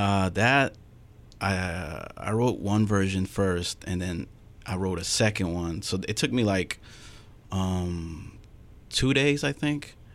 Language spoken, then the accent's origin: English; Phoenix, Arizona, United States; I was born in Phoenix